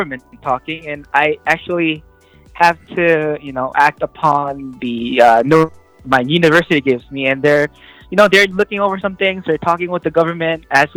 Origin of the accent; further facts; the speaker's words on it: South Korea; now in Salt Lake City, United States; I'm from the South